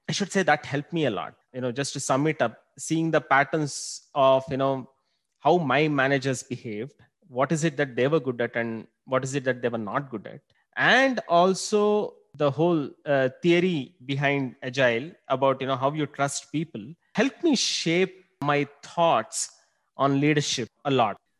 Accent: Bangalore, Karnataka, India; also born or lived in Singapore; Been born and brought up in Bangalore

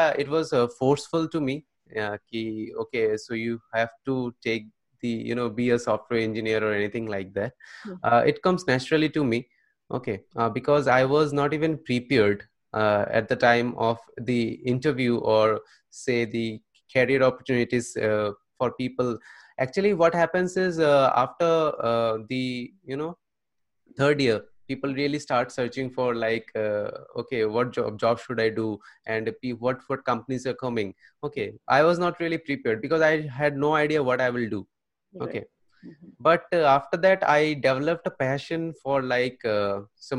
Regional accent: Tripura, India; moved away as an adult; now in Kolkata, India; I am from Tripura.

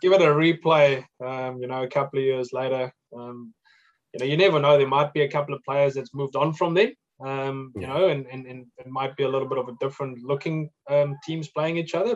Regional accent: New Zealand; being a New Zealander

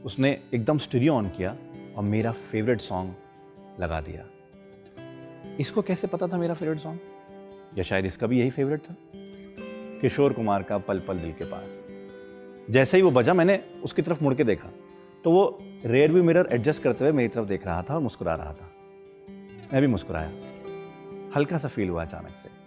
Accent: Bijnor, Uttar Pradesh, India; now in Delhi, India; अरे मैं बिजनौर का हूँ मेरी पैदाइश बिजनौर में थी पर मैं दिल्ली में शिफ्ट हो गया था

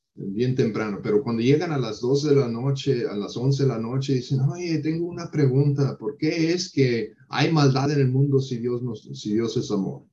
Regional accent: United States; Spanish is a second language; Yo soy estadounidense

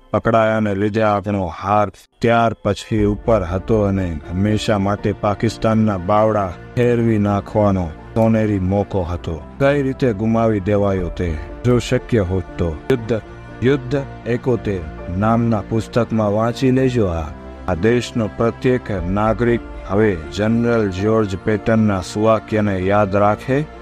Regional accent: Kathiawar, Gujarat, India; હું કાઠિયાવાડી છું

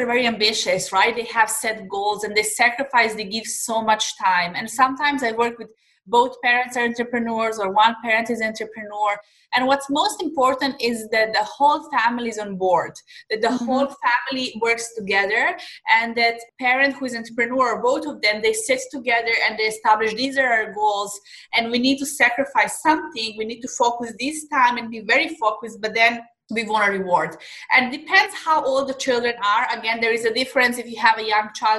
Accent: Serbia; moved away as an adult; now in Dubai, United Arab Emirates; I'm originally from Serbia. I'm living in Dubai in the last 4 years, but I'm originally from Serbia

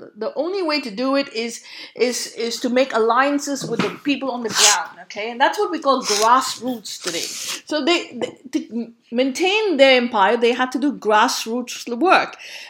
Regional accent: India

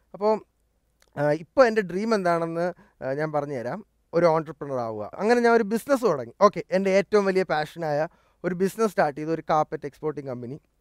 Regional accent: Thiruvananthapuram, Kerala, India; also born or lived in Delhi; ജനിച്ചതും വളർന്നതും എല്ലാം ട്രിവാൻഡ്രത്ത് തന്നെയാണ്

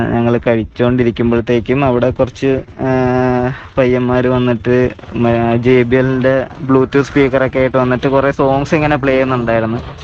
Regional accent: Kollam, Kerala, India; now in Chennai, India; എന്റെ നാട് കൊല്ലമാണ് ഞാൻ താമസിക്കുന്നത് ചെന്നൈയിലാണ്

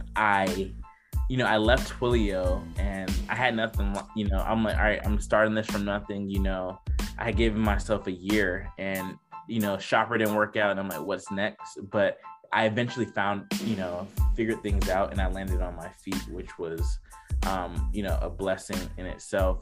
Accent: Decatur, Georgia, United States; I'm originally from Decatur, Georgia, and not many people from like where I grew up, my high school, you know, would go to four like four year inter- universities

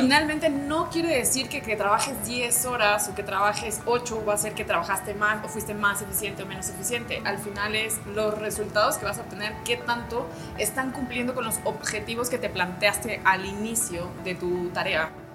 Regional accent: Peru; Soy peruana de nacionalidad

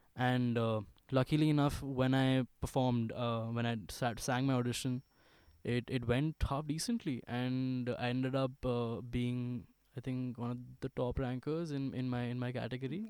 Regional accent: Ghaziabad, Uttar Pradesh, India; I was born in Ghaziabad. I studied in the school called DLF Public School for the longest time, from pre nursery

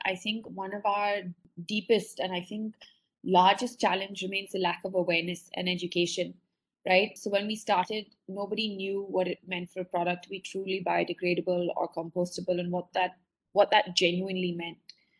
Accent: India; born there; I was born in India, but I had never lived here as an adult or worked here.

